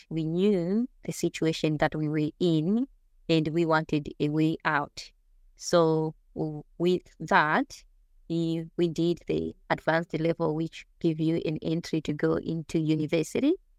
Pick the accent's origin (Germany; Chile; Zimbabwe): Zimbabwe; moved away as an adult; also born or lived in New Zealand; now in Australia; growing up in Zimbabwe and the coming from the rural area, there weren't that many opportunities